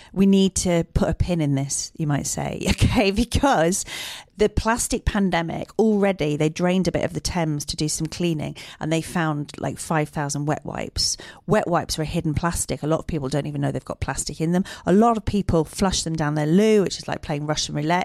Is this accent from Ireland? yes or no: yes; Dublin, Leinster, Ireland; I grew up in South County, Dublin